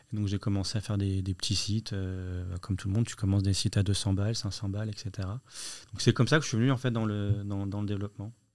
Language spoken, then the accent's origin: French; Lyon, Auvergne-Rhône-Alpes, France; À Lyon. Moi, je suis lyonnais.